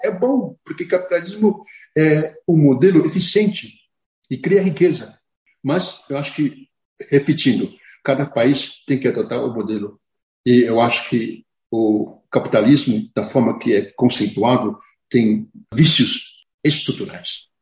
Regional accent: Brazil; eu, como brasileiro

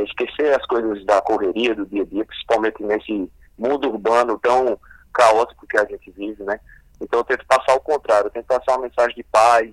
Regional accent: Paraíba, Brazil; Minha família tem base na literatura de cordel, visto que a gente é aqui da Paraíba e no interior principalmente

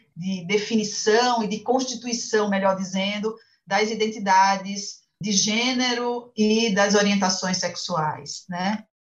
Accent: Pernambuco, Brazil; moved away as an adult; now in São Paulo, Brazil; eu sou pernambucana

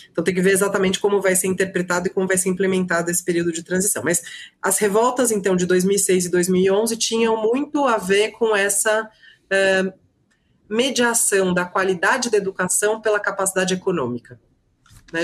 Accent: Brazil; Como brasileira e como professora de direito constitucional

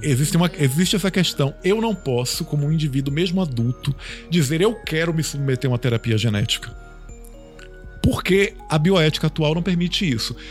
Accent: Bahia, Brazil; Eu, eu sou baiano, mas eu, eu sou de uma família italiana

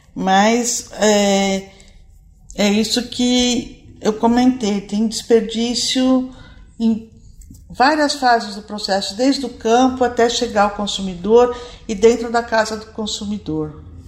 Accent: Brazil; nós, como brasileiros

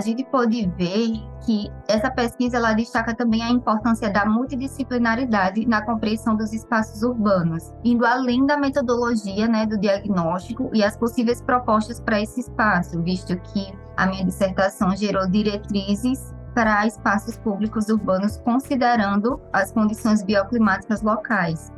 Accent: Maceió, Alagoas, Brazil; moved away as an adult; also born or lived in São Carlos; Maceió, que é a minha cidade natal

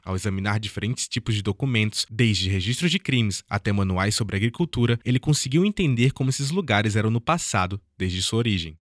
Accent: Brazil; nossa identidade como brasileiros

